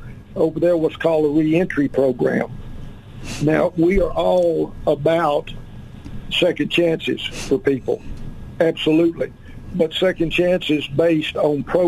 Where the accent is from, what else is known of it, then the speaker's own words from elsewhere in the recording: Arkansas, United States; also born or lived in Malawi / Uganda / Mozambique; I was born and raised here in Arkansas